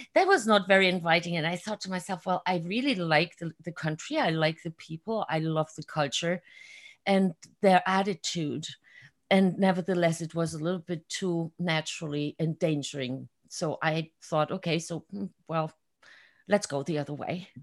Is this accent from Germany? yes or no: yes; Germany; moved away as an adult; also born or lived in Hungary; now in Florida, United States; I was born and raised in Germany.